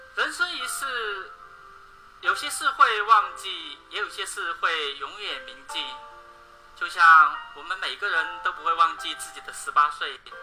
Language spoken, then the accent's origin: Chinese; Beichuan, Sichuan, China; 我来自四川北川